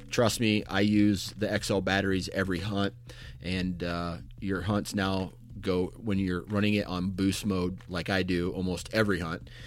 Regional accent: Iowa, United States; coming from Iowa myself, where it's uh-huh. it's relatively flat

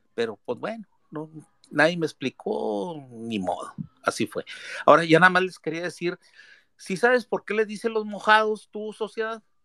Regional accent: Piedras Negras, Coahuila, Mexico; now in San Antonio, United States; estoy en San Antonio, Texas, yo soy de Piedras Negras, Coahuila

